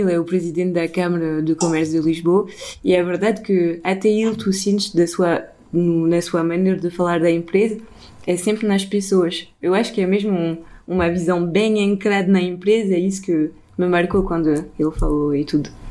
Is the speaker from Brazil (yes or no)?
no; France; now in Portugal; eu cresci sempre na França, mas também um pouco aqui